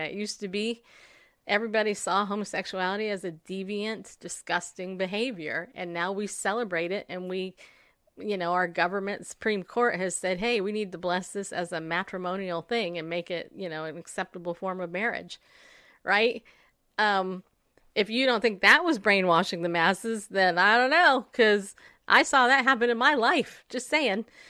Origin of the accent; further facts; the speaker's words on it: United States; as an American, when I was in school, I was taught the Pledge of Allegiance